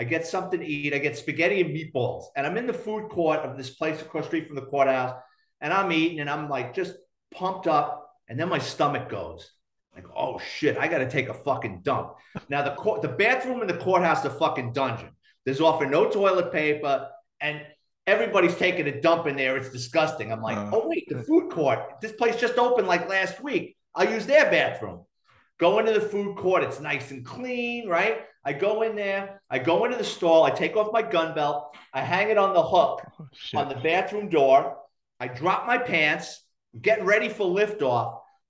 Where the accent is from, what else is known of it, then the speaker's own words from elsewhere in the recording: New York City, New York, United States; now in Florida, United States; I grew up in Throgs Neck, and I went to high school in Parkchester.